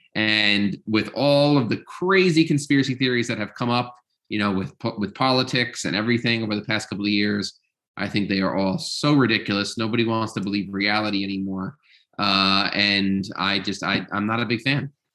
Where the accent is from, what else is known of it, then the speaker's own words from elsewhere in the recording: Long Island, New York, United States; I grew up in New York, uh, but on Long Island